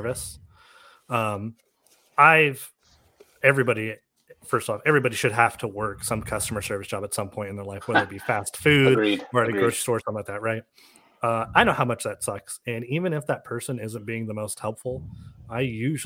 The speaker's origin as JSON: {"language": "English", "region": "California", "country": "United States", "moved": "yes", "said": "I'm from California"}